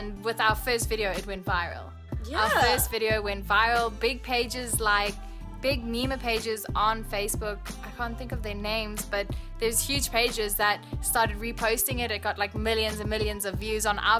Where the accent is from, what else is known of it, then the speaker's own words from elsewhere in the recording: South Africa; accent: South African; moved away as an adult; now in Los Angeles, United States; I was born and raised in South Africa when I was 18, just out of high school. My dad got a job transfer and moved the whole family out into Los Angeles